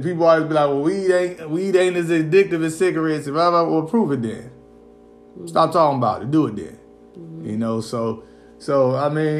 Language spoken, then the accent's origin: English; Indiana, United States; even when I was young, growing up in Indiana